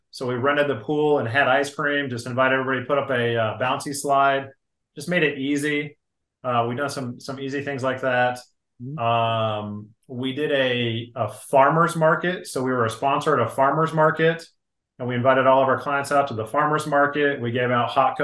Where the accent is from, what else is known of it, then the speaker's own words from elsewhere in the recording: Grand Junction, Colorado, United States; moved away; my hometown in Grand Junction, Colorado